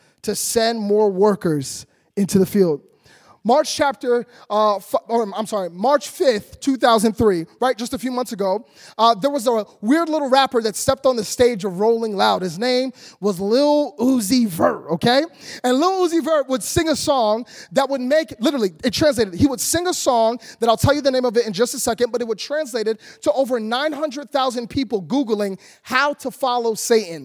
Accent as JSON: {"language": "English", "town": "Philadelphia", "region": "Pennsylvania", "country": "United States", "tie": "born or raised there", "moved": "yes", "lives_now": "Orlando, United States", "said": "Philadelphia, which is where I grew up."}